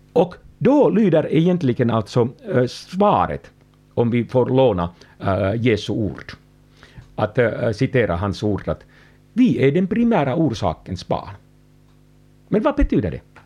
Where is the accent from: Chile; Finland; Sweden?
Finland; jag kommer från Finland